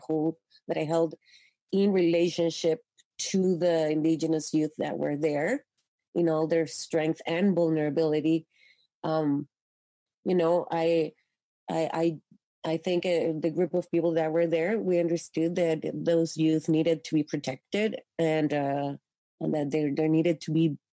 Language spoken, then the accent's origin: English; Chile; now in Canada; growing up in Chile